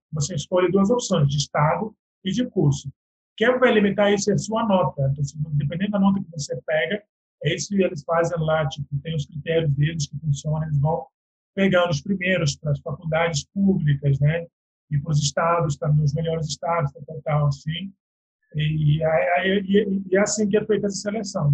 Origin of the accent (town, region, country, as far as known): Guinea-Bissau; moved away as an adult; now in Brazil